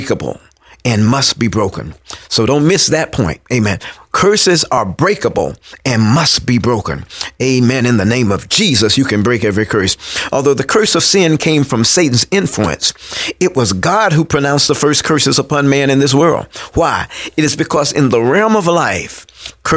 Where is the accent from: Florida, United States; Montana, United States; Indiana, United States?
Florida, United States; Tallahassee; I'm from Tallahassee. A product of a pastor here, prominent pastor here in Tallahassee.